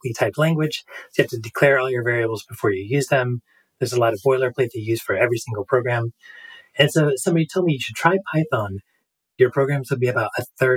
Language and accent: English; New Hampshire, United States; moved away as an adult; now in Alaska, United States; I grew up in New Hampshire